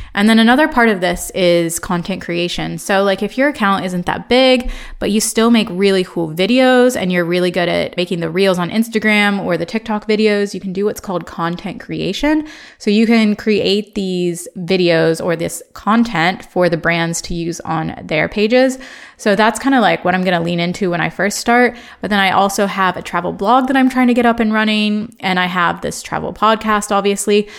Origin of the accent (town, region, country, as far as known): Ohio, United States; born or raised there; accent: American; moved away as an adult; also born or lived in Chicago, United States; now in London, United Kingdom